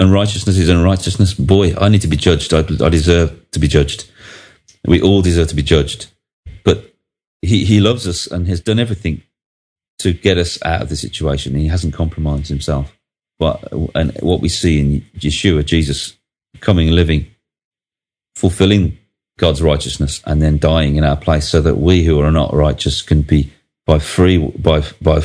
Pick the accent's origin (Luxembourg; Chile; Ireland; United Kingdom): United Kingdom; Birmingham, West Midlands; I come from Northfield in Birmingham